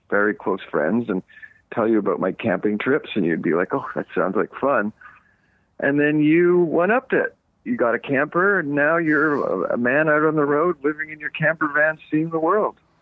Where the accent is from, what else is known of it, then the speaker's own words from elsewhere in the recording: Montreal, Quebec, Canada; moved away as an adult; now in Los Angeles, United States; growing up in Eastern Canada, I grew up camping